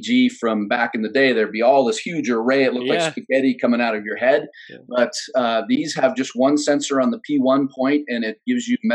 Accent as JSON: {"language": "English", "country": "United States"}